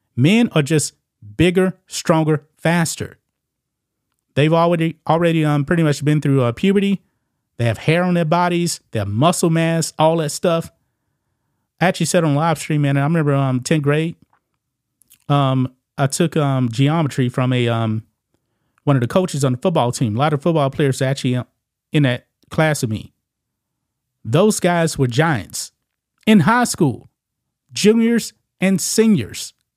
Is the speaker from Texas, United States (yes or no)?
yes; Beaumont, Texas, United States; my hometown of Beaumont, Texas